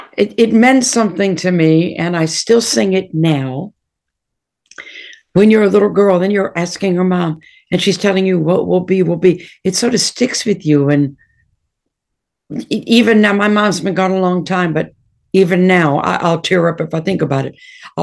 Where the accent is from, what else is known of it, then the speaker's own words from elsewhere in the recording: Detroit, Michigan, United States; I mean, I grew up in Detroit and Motown was my god.